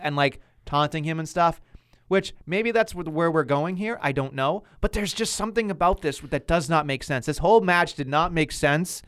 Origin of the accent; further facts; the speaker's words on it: Boston, Massachusetts, United States; I'm a buffoon from Boston